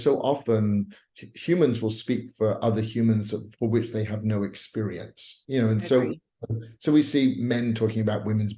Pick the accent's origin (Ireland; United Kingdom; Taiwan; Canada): United Kingdom; Bournemouth, South West England; moved away as an adult; also born or lived in Los Angeles, United States; now in United States; my hometown in Bournemouth, England